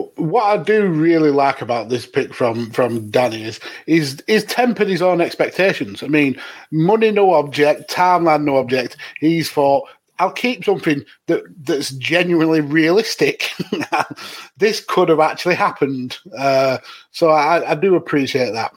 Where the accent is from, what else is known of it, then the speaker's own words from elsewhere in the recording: United Kingdom; we as as British